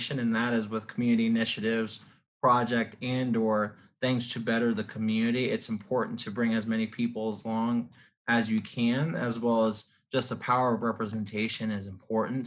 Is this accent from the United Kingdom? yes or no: no; Blue Springs, Missouri, United States; also born or lived in South Dakota; I grew up here in the Kansas City metro area, was actually born and raised in Blue Springs, Missouri.